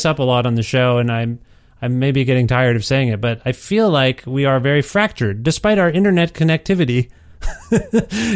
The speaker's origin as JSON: {"language": "English", "country": "Canada", "said": "as a Canadian"}